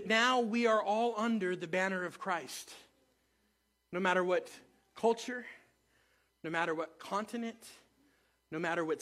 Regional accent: United States; also born or lived in Moses Lake, Washington; we are American

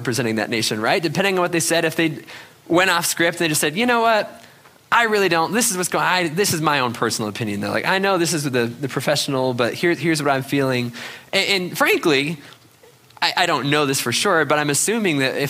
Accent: New England, United States; growing up in New England skiing

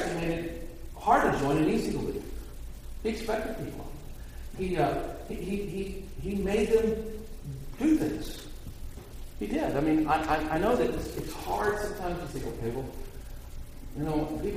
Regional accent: United States; for me as an American

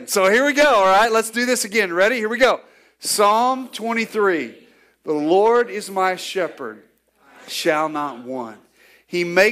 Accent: Northwest Arkansas, United States; growing up in Northwest Arkansas, we raised cattle

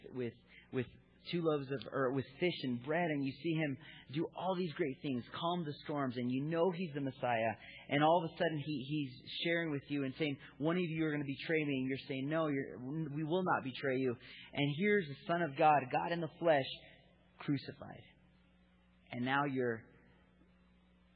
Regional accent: United States; I was raised as an American

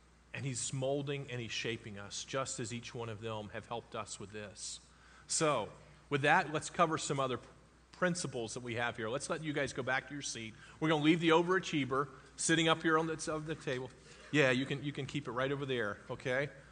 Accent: Florida, United States; I grew up in Florida

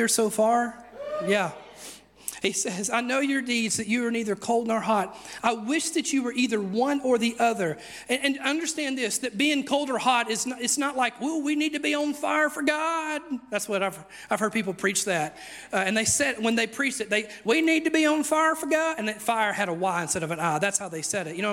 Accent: United States; I'm very American.

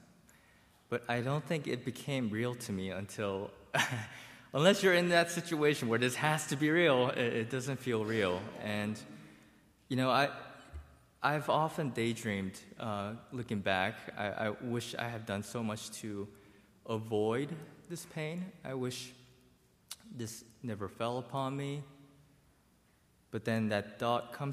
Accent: United States; I grew up in a bubble. I grew up in Montgomery County

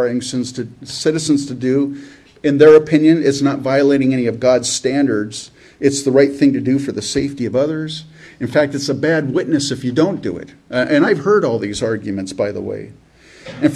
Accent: California, United States; born or raised there; also born or lived in Canada

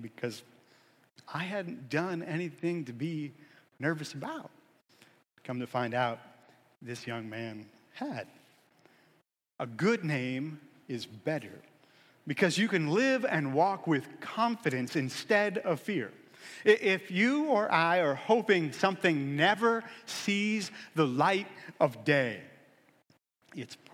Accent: Erie, Pennsylvania, United States; I grew up in Erie

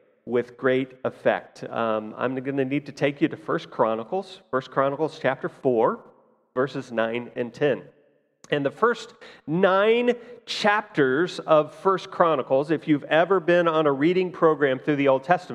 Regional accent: Fort Scott, Kansas, United States; as a kid, I grew up in Fort Scott here

